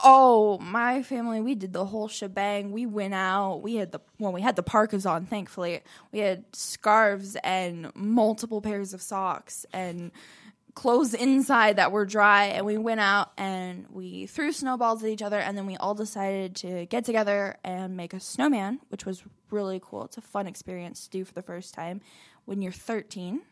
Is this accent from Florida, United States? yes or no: yes; Orlando, Florida, United States; moved away as an adult; now in Chattanooga, United States; I was born in Orlando, Florida, but I moved to Chattanooga, Tennessee about six years ago